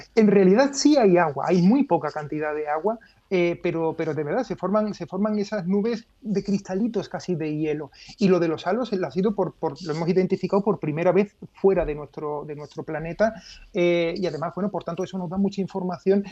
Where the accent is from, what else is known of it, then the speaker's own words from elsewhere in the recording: Seville, Andalusia, Spain; soy de Sevilla